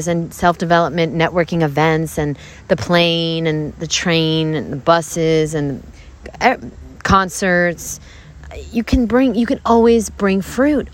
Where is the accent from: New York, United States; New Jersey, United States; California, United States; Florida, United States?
New York, United States; Brooklyn; I'm from Brooklyn